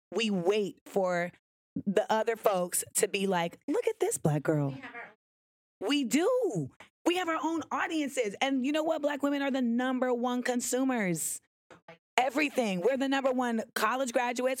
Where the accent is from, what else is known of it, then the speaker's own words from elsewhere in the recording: Grenada; I am West Indian. Like I am from Grenada.